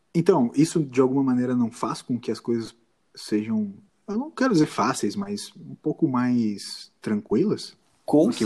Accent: Brazil; a gente é brasileiro

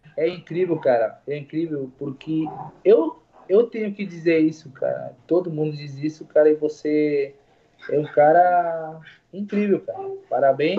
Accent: Uruguay; Portuguese is a second language; Eu sou uruguaio, mas falo português

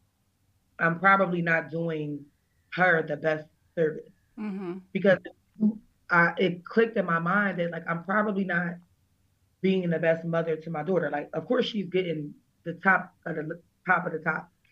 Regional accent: Pennsylvania, United States; also born or lived in Berks County, Pennsylvania; we moved to like Berks County because we're from Pennsylvania

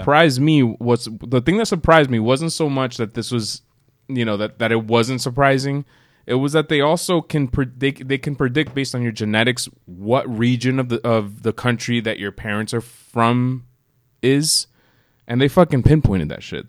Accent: United States; we are both first generation Americans

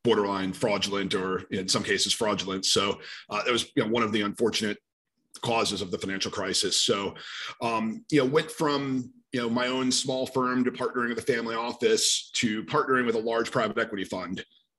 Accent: New York City, New York, United States; also born or lived in Rochester, New York; I'm from the New York City area

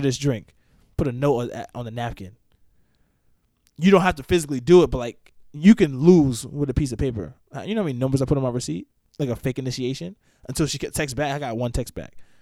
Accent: the Poconos, Pennsylvania, United States; also born or lived in New York / Philadelphia; now in Melbourne, United States; I'm from the Poconos. Was born in New York, but I was raised in the Poconos.

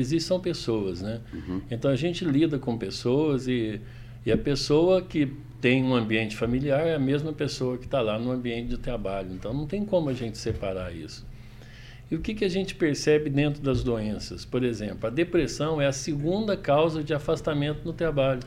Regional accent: Itajubá, Minas Gerais, Brazil; accent: mineiro; esse é meu sotaque, né, Douglas? Essa é minha língua. Bom, eu sou mineiro de Itajubá, Minas Gerais

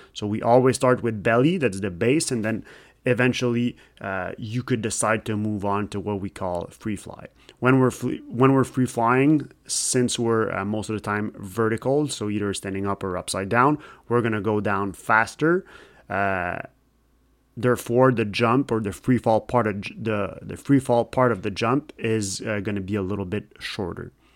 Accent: Canada; English is a second language; I'm French Canadian. Sometimes my English sucks a little bit.

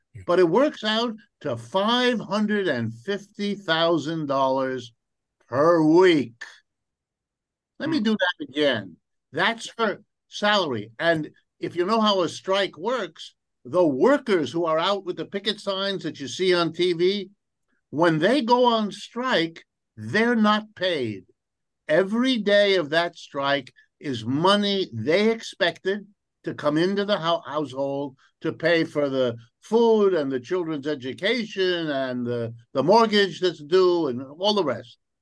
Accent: New Rochelle, New York, United States; also born or lived in Ohio; my family moved east, and around the time I was five years old, and settled in a suburb of New York City. And the name of that suburb is New Rochelle, New York

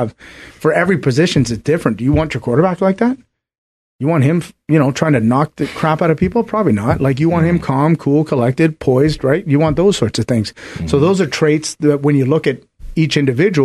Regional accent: Canada; I'm Canadian

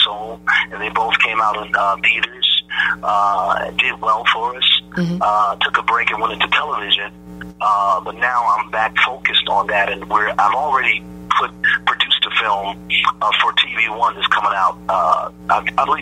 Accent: Detroit, Michigan, United States; I'm from Detroit. I'm a PK. I started in the church.

